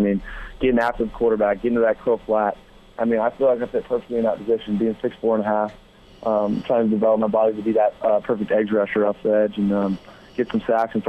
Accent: California, United States; born there; also born or lived in London / Chicago; I was born in California. I moved to London. That was the toughest transition just because the people are so different.

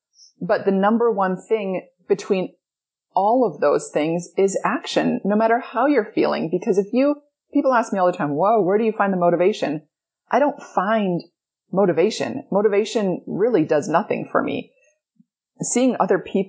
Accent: Edmonton, Alberta, Canada; I grew up in Edmonton, Alberta, Canada.

